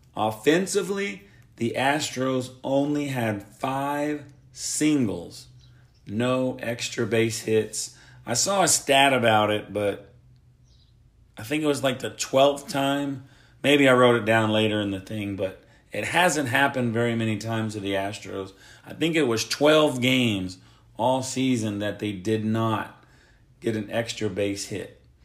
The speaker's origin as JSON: {"language": "English", "region": "Oklahoma", "country": "United States", "said": "I am from Oklahoma"}